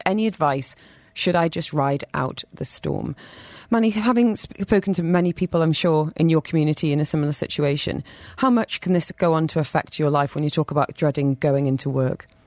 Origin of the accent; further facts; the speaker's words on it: United Kingdom; I'm British